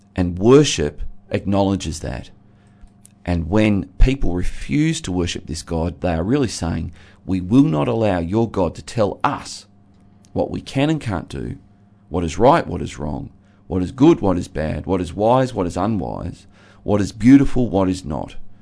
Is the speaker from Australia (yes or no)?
yes; Geelong, Victoria, Australia; where I grew up in Geelong